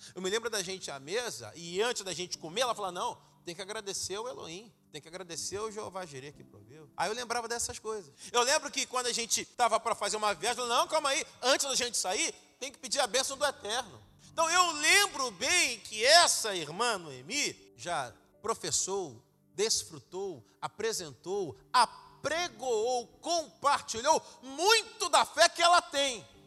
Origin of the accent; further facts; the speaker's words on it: Rio de Janeiro, Brazil; Eu sou do Rio de Janeiro, chamado Carioca da Gema. Eu nasci na Zona Norte, no subúrbio